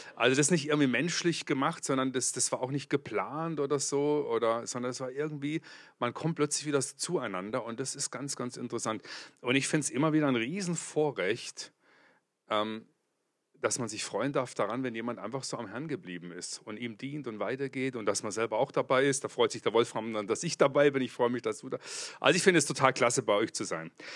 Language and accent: German; Kempten, Bavaria, Germany; Ich komme aus Kempten im Allgäu. Das liegt zwischen Bodensee und München.